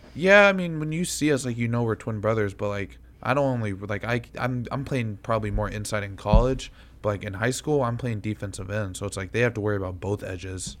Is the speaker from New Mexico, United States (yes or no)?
no; Kentucky, United States; moved away; also born or lived in Connecticut; we're originally from Kentucky